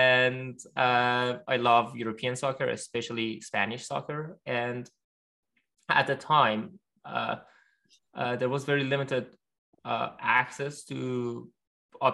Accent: Gorgan, Golestan, Iran; English is a second language; moved away as an adult; also born or lived in Tehran, Iran; now in United States; I grew up in Iran. I was 19 years old when the Green Movement happened, and I was a sophomore in college in Tehran, although I grew up in the north in a city called Gurgan, which is near the Turkmenistan border.

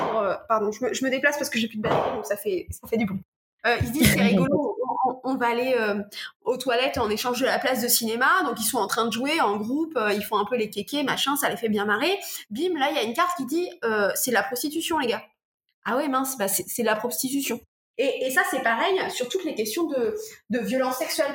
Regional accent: Normandy, France; Je suis normande, donc j'ai rencontré plein de professionnels de ma région

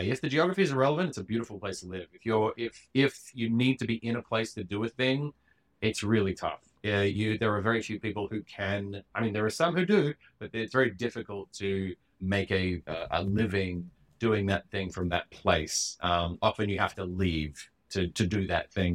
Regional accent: Perth, Western Australia, Australia; now in New York, United States; I grew up in Perth

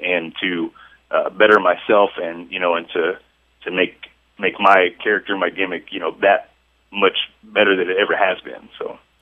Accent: Chillicothe, Missouri, United States; here in, in my hometown. Um, it, which is Chillicothe, Missouri

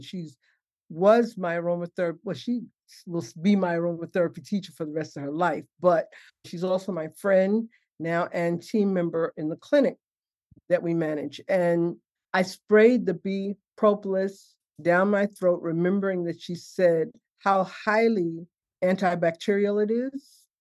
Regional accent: New York City, New York, United States; also born or lived in Harlem, New York City; I grew up in Bed-Stuy, born in Harlem. We moved to uh, Brooklyn when I was six

